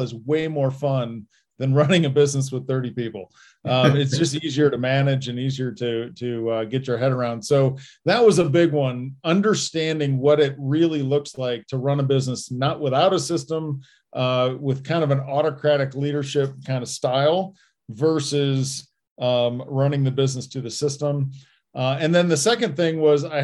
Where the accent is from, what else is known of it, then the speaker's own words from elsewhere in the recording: Indiana, United States; now in Colorado, United States; growing up in Indiana